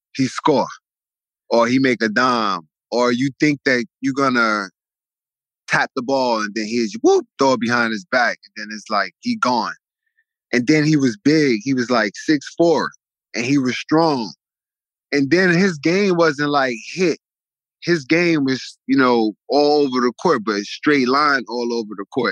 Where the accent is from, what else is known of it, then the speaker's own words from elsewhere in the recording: New York City, New York, United States; I grew up. I'm from New York. I'm from Coney Island.